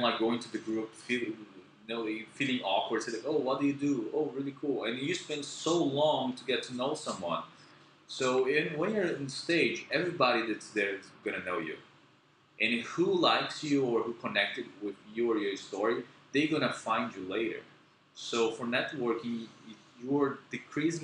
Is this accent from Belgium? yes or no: no; Brazil; first language Portuguese; English is a second language; moved away as an adult; also born or lived in Philippines; I'm from Brazil, I'm from a very small city